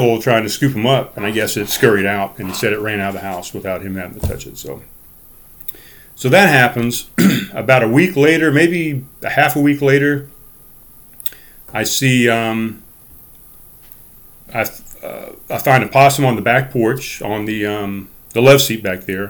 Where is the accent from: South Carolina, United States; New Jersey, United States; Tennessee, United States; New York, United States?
South Carolina, United States; North Charleston; I grew up in North Charleston